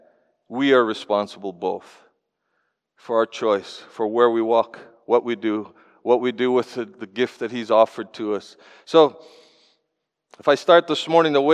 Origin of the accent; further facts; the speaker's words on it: Canada; I come from Canada